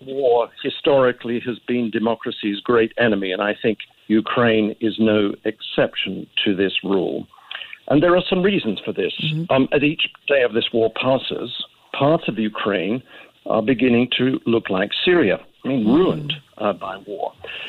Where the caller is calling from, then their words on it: Sydney, New South Wales, Australia; I'm calling you from Sydney.